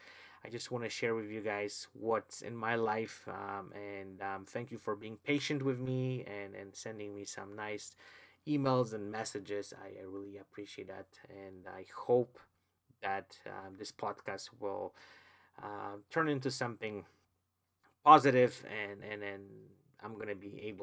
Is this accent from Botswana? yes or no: no; Poland; English is a second language; moved away; English is not my, I would say, my original language. I was born in Poland. I've never went to any English schools